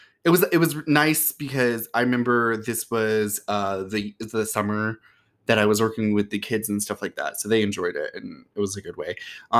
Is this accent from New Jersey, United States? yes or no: no; Georgia, United States; And plus, I grew up in Georgia sometimes.